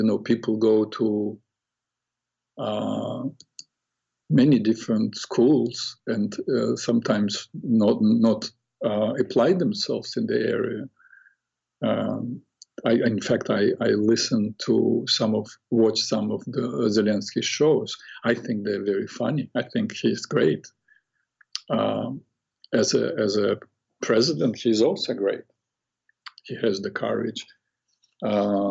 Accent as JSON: {"language": "English", "town": "Odesa", "region": "Odesa Oblast", "country": "Ukraine", "moved": "as an adult", "lives_now": "United States", "said": "my city, Odessa. I come from Odessa, it's on Black Sea"}